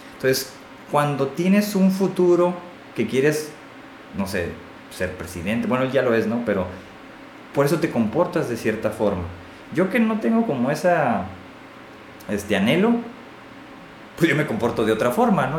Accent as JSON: {"language": "Spanish", "country": "Mexico", "said": "todos somos mexicanos"}